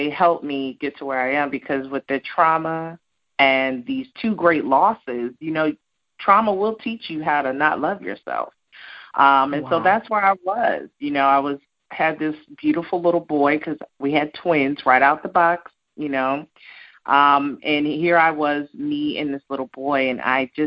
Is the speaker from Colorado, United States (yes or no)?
yes; Colorado Springs, Colorado, United States; also born or lived in New Jersey; I'm a girl from Jersey. But I grew up in Colorado Springs, too, so I rep Colorado, too